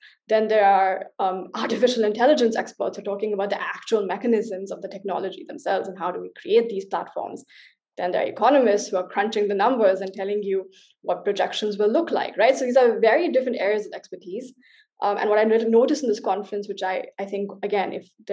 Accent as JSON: {"language": "English", "country": "India", "moved": "yes", "lives_now": "Berlin, Germany", "said": "as an Indian"}